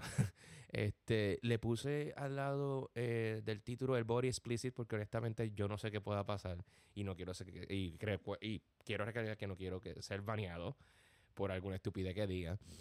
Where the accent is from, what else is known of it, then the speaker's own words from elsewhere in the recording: Gurabo, Puerto Rico; moved away as an adult; also born or lived in Cabo Rojo, Puerto Rico / Corona, Queens, New York; now in New York, United States; Nací en Cabo Puerto Rico, pero me crié en un pueblo llamado Gurabo toda mi vida.